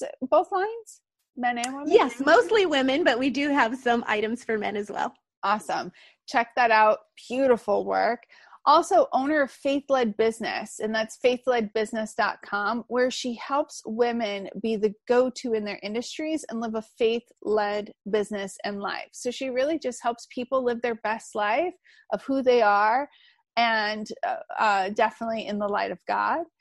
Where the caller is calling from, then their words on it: Bangkok, Thailand; This is …, and I am calling in from Bangkok with Confessions of a Digital Nomad.